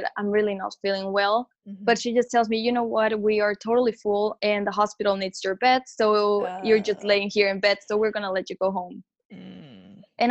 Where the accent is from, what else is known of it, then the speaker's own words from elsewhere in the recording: Mexico; moved away as an adult; I'm actually from Mexico, so my whole family was back home, and I was living alone in a foreign country